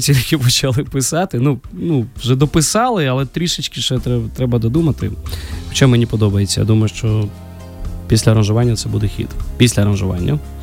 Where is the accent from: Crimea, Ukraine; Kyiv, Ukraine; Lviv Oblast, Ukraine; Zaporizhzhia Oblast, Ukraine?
Kyiv, Ukraine; also born or lived in Georgia; Я народився в Грузії, коли а, в мені було 6 років. Ну, Війна почалася, і тому ми приїхали з батьками до України. Ось і в школу, і до Києва, школу, і університет я все закінчив вже тут.